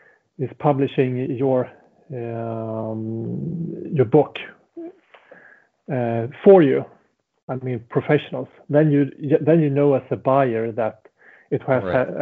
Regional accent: Sweden; first language Swedish; English is a second language

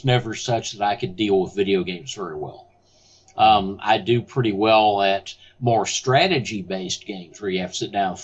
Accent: Houston, Texas, United States; I am from Houston, Texas, and my voice reflects that very thoroughly.

